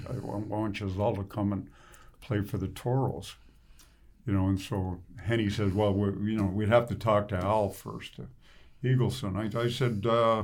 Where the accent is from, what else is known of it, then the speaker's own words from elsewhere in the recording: Ottawa, Ontario, Canada; I'm from Ottawa East